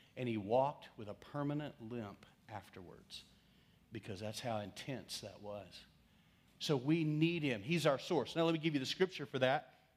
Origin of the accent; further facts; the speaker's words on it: West Texas, United States; I'm from West Texas